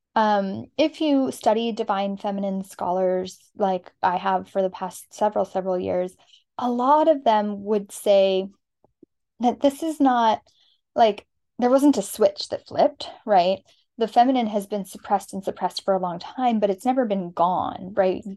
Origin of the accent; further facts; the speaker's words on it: Arizona, United States; moved away; We are from Arizona